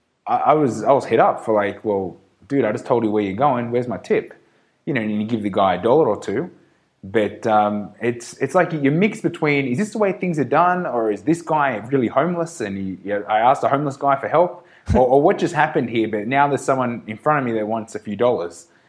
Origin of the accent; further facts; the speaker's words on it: Australia; we're from Australia.